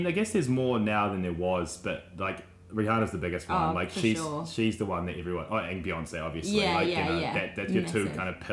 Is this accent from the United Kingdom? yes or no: no; Australia; we're from Australia